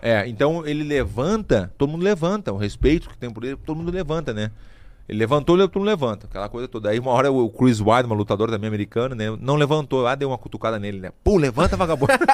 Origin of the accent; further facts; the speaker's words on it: Brazil; sou brasileiro